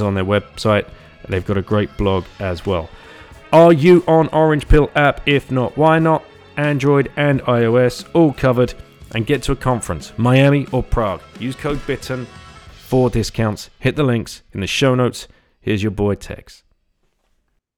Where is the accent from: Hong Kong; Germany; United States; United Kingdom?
United Kingdom; we're British